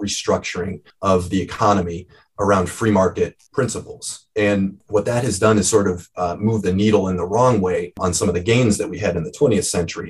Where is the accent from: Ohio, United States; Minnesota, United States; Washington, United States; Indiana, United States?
Ohio, United States; Cleveland; I am originally from Cleveland